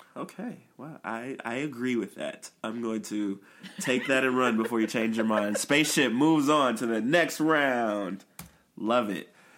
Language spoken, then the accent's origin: English; Chicago, Illinois, United States; we're both from Chicago